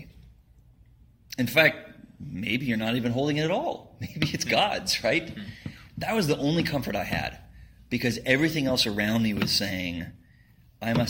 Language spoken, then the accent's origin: English; Texas, United States; moved away as an adult; also born or lived in Scotland; I'm from Texas originally